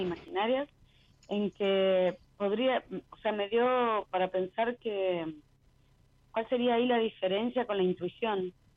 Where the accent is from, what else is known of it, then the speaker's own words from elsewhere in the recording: Rosario, Santa Fe, Argentina; moved away as an adult; now in Pipa, Brazil; Rosario y vivo en Brasil hace 11 años